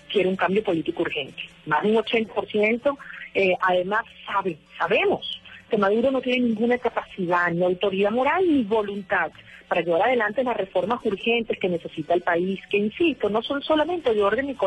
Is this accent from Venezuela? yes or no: yes; Venezuela; Como los venezolanos somos, amamos la democracia y sus valores